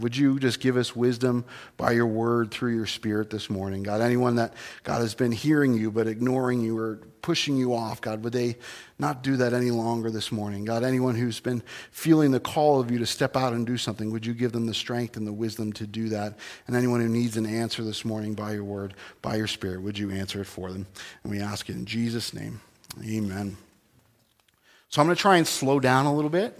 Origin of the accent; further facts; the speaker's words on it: New Jersey, United States; I was born in New Jersey, the Garden State, regrettably, but it's not a garden